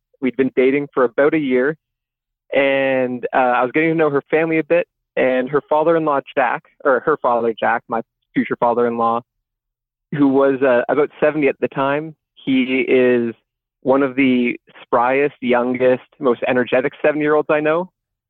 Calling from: Ontario, Canada; And I'm calling from Northern Ontario, Canada, about 5 hours north of Toronto.

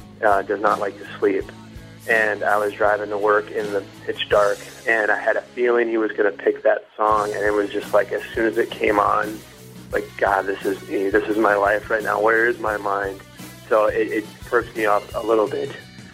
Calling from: Minneapolis, Minnesota, United States; I'm calling from Minneapolis, Minnesota.

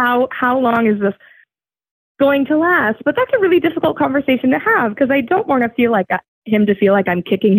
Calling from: New Hampshire, United States; I'm calling from New Hampshire.

